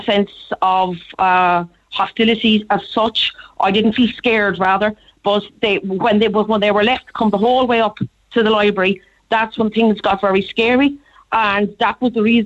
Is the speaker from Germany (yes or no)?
no; Cork, Munster, Ireland; I grew up in Cork. I'm in Cork most of my life.